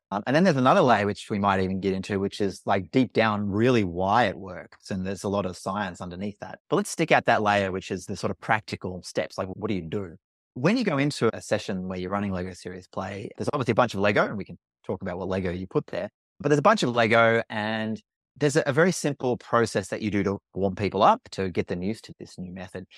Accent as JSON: {"language": "English", "country": "Australia", "accent": "Australian", "said": "I'm Australian, you can probably tell from my accent"}